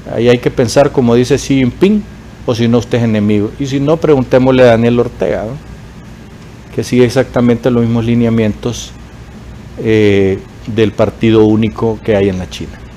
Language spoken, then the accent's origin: Spanish; Honduras; los hondureños